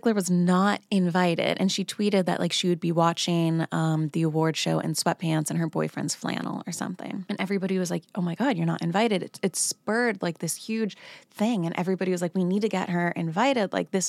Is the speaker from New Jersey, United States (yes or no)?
yes; New Jersey, United States; So I was born in New Jersey.